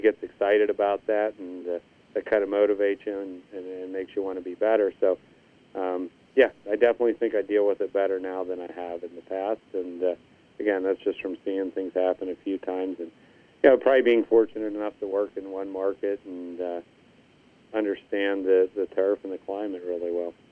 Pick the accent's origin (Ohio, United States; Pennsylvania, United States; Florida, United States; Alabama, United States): Pennsylvania, United States; Indiana; Indiana Country Club which was my hometown, Indiana, PA